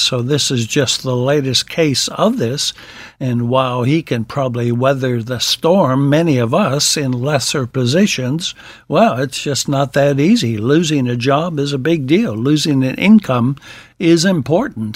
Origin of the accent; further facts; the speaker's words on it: Wisconsin, United States; my home state, of Wisconsin.